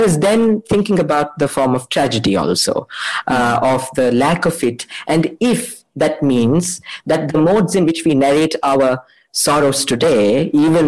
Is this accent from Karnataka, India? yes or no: yes; Mysore, Karnataka, India; I'm from Mysore